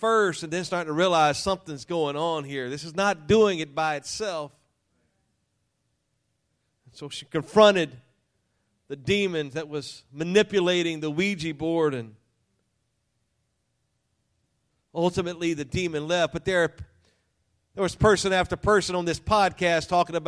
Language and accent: English; Louisiana, United States; I was raised in Louisiana, I say unique